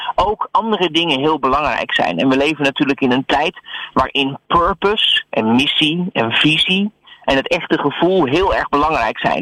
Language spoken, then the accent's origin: Dutch; Netherlands